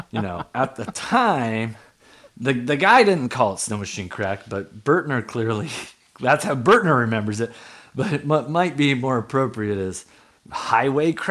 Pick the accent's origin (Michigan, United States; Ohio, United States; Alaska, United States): Alaska, United States; Anchorage; Oh man, I mean, I grew up in Spenard, so I I had friends who made cocaine into crack.